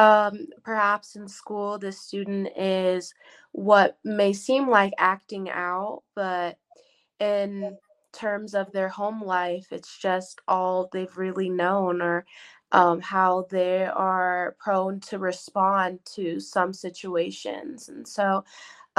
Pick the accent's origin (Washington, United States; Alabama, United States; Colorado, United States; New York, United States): Colorado, United States; I'm from Colorado